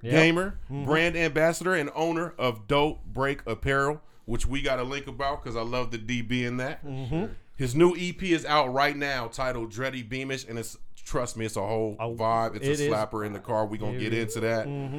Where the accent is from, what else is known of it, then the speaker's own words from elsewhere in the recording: California, United States; both of us are from the West. We from Cali, and Arizona is an extension of that to a certain extent.